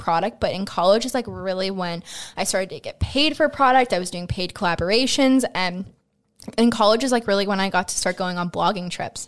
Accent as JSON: {"language": "English", "town": "Greensburg", "region": "Pennsylvania", "country": "United States", "tie": "born or raised there", "said": "I'm born and raised from Greensburg, so I was born up in West Moreland Hospital, um, and then I went to Hempfield, K through twelve"}